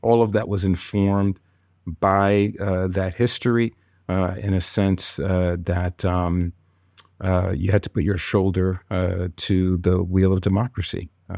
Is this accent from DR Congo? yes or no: yes; DR Congo; born there; I was born in the Congo, of parents of Haitian descent.